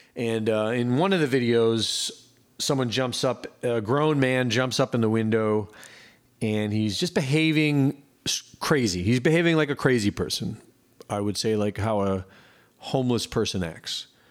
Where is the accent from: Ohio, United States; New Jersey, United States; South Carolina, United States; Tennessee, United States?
Ohio, United States; Cleveland; moved away as an adult; I grew up in Cleveland, Ohio, from, like, you know, two years old up until in my twenties